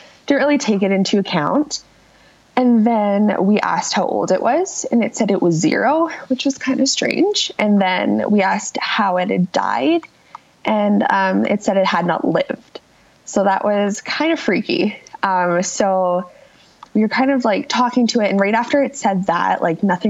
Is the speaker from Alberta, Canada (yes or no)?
yes; Calgary, Alberta, Canada; I'm from Calgary, born and raised, still live here.